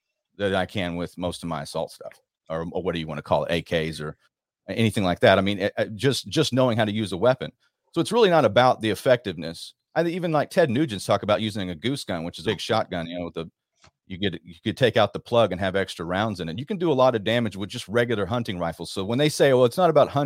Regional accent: Rockwall, Texas, United States; I'm from Dallas, Dallas area, Rockwall

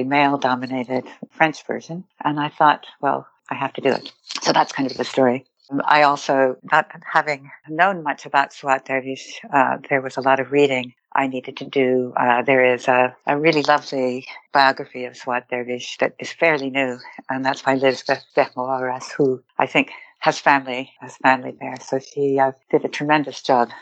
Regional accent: Istanbul, Turkey; growing up in Istanbul in the 60s and 70s

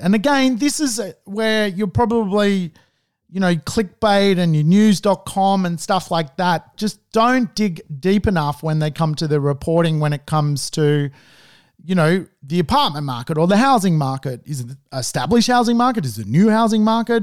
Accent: Sydney, New South Wales, Australia; I grew up, um, at the Woolwich end of Hunnis Hill

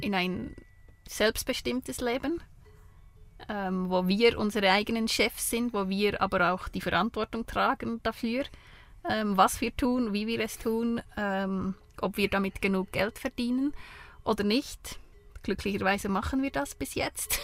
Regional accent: Switzerland; accent: Bernese German; bin aus der Schweiz, in der Schweiz geboren, ähm, habe fast immer in der Schweiz gelebt

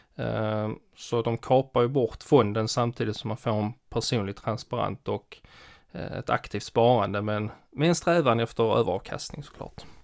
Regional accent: Skåne, Sweden; jag är skåning

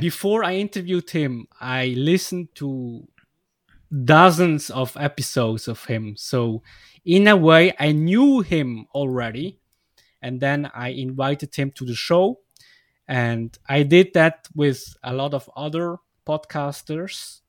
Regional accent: Switzerland; English is a second language; I come from Switzerland

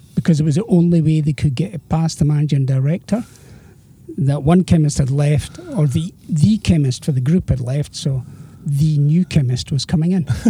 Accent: Edinburgh, Scotland, United Kingdom; also born or lived in Girvan; I was born and brought up in Edinburgh.

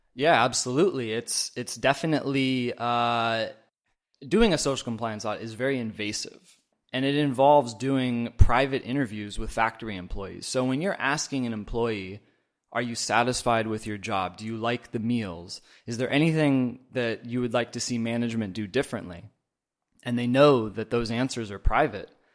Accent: Oregon, United States; moved away as an adult; now in China; I am from Oregon originally, but I've been in China the last four years

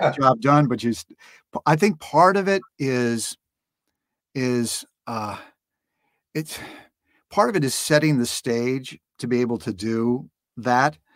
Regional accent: Los Angeles, California, United States; grew up in Los Angeles. So it's, it's, it's, it's my home.

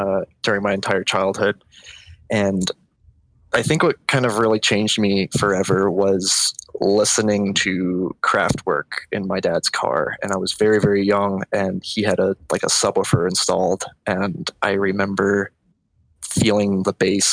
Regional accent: Florida, United States; also born or lived in Orlando, Florida; I was born and raised in Florida my whole life, spent my early childhood in South Florida. So, it was around like Miami

